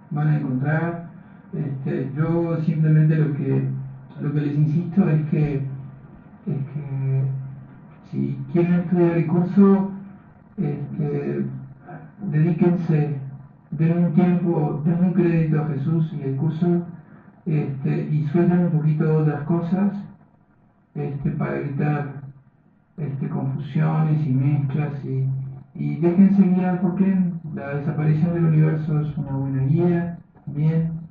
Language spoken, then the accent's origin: Spanish; Uruguay; yo soy, yo soy uruguayo